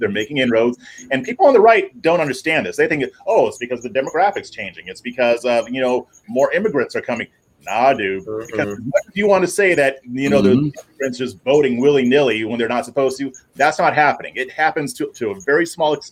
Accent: California, United States; moved away as an adult; also born or lived in Virginia; now in Texas, United States; I'm born and raised in California

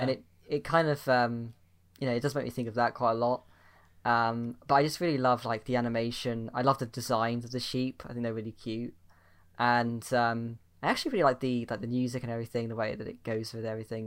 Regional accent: United Kingdom; I'm British

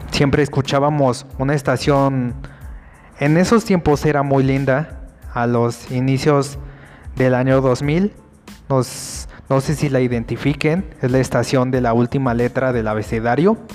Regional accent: Mexico; now in Mexico City, Mexico; Yo, bueno, soy chilango, yo nací fuera, pero me vine a vivir a la Ciudad de México, debido a que aquí hay mejor educación y mejores oportunidades de empleo.

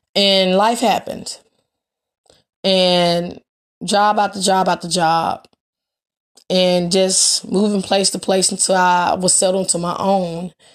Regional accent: Memphis, Tennessee, United States; I am from Memphis, Tennessee.

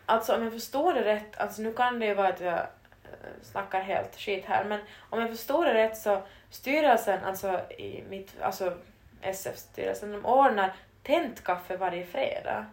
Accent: Vaasa, Ostrobothnia, Finland; moved away as an adult; now in Turku, Finland; i vårt gymnasium hemma i Vasa

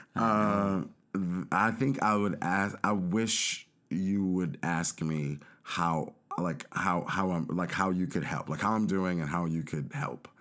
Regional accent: Los Angeles, California, United States; my sister and I grew up in South Central Los Angeles

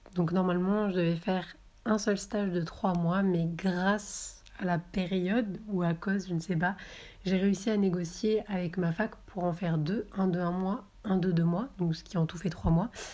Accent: Marseille, Provence-Alpes-Côte d'Azur, France; moved away as an adult; also born or lived in Avignon; now in Paris, France; je viens du sud de la France, de Marseille et ses environs

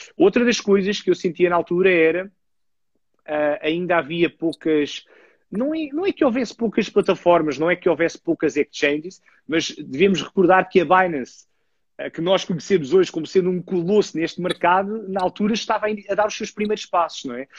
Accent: Lisbon, Portugal; eu tenho, tenho 35 anos e sou natural de Lisboa

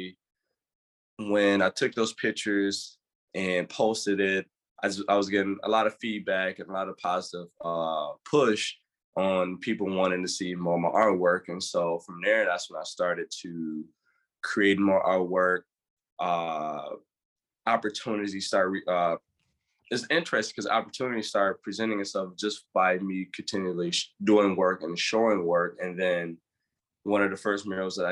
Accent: Grand Rapids, Michigan, United States; born and raised in Grand Rapids, inner city kid

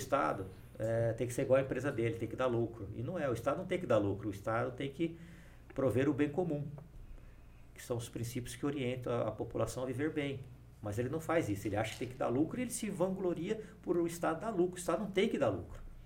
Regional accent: Ribeirão Preto, São Paulo, Brazil; Eu nasci em São Paulo e fui para Ribeirão Preto muito cedo, muito menino. Passei a minha infância inteira lá, minha adolescência, fiz faculdade lá

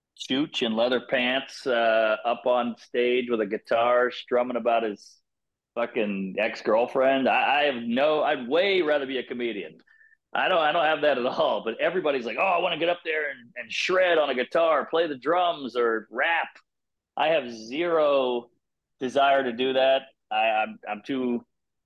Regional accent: Louisiana, United States; I'm from Louisiana

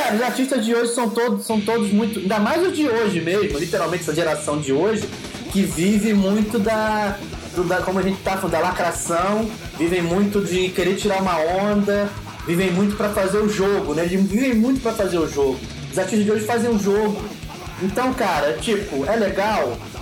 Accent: Rio de Janeiro, Brazil; now in Itaboraí, Brazil; eu nasci no Rio

